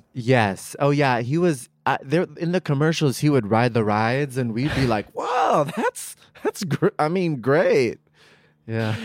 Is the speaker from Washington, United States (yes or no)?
no; San Rafael, California, United States; also born or lived in New York; now in Los Angeles, United States